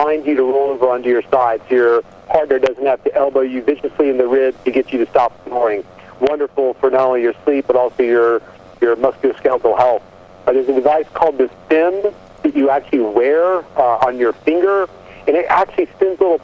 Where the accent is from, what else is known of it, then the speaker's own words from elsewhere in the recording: Southwest Virginia, United States; I'm a redneck from Southwest Virginia by birth